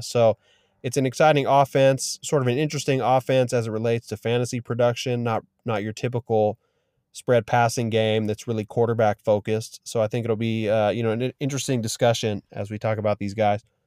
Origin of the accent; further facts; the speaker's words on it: Bay Area, California, United States; also born or lived in Oakland; I grew up in the Bay Area, so I was a forty-niners fan as a young lad